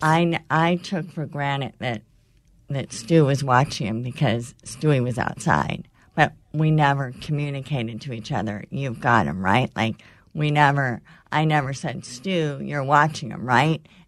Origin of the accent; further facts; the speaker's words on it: California, United States; moved away; I grew up in California going to my grandparents' cabin on a lake for as long as I can remember